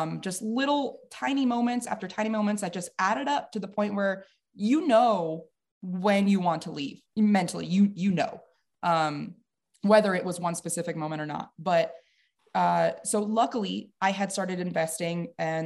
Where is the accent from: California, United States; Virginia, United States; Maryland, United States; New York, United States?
New York, United States; White Plains; moved away as an adult; I'm from Westchester County, White Plains, New York, downstate